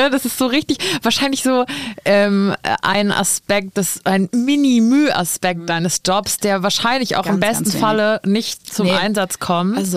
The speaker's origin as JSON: {"language": "German", "country": "Germany", "tie": "born or raised there", "said": "in meiner Heimatstadt, ich bin aus Riesen, da gibt es ja. auch so ehemaliges Ami-Gelände"}